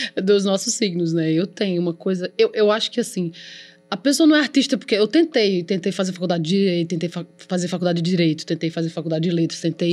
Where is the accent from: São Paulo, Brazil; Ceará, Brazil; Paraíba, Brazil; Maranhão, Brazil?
Paraíba, Brazil; Campina Grande; Eu nasci em Campina Grande.